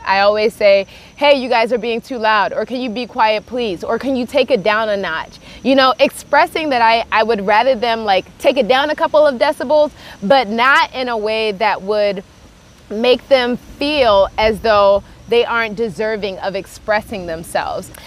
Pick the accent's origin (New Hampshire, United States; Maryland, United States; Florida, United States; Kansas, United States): Maryland, United States; Baltimore; I grew up in Baltimore, Maryland, and I was raised in a very traditional Nigerian home